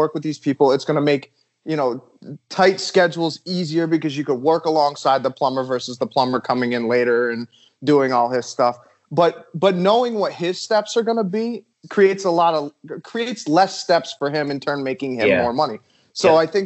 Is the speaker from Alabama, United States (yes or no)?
no; Massachusetts, United States; moved away; I'm actually from Massachusetts